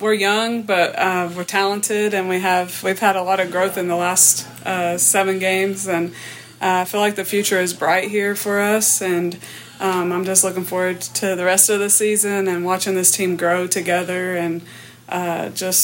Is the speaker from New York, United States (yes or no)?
no; Vian, Oklahoma, United States; I grew up in Vian, Oklahoma, small town.